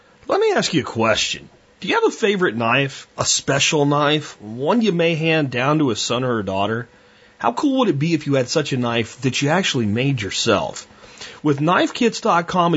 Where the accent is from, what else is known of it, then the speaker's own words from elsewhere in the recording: United States; also born or lived in Florida / Pennsylvania; I grew up in the Florida swamps and the Pennsylvania woods.